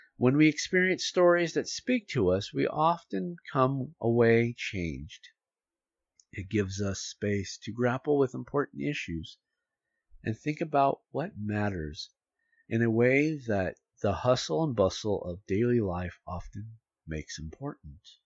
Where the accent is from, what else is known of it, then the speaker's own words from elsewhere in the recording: United States; as an American